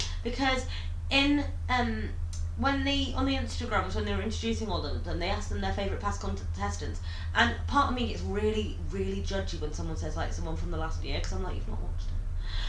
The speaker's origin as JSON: {"language": "English", "area": "Lincolnshire", "region": "East Midlands", "country": "United Kingdom", "said": "We're both from Lincolnshire."}